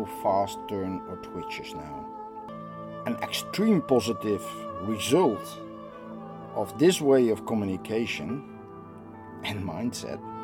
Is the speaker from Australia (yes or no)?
no; Netherlands; I am from the Netherlands